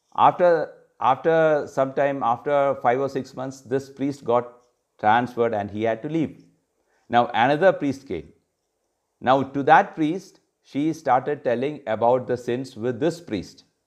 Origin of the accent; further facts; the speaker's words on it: Kerala, India; In Kerala, I come from Kerala